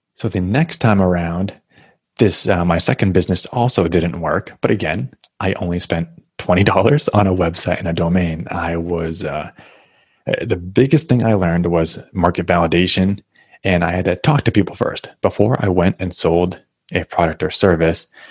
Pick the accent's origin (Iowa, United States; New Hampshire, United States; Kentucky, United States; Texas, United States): New Hampshire, United States; moved away as an adult; now in Massachusetts, United States; I grew up in New Hampshire. Now I'm in Massachusetts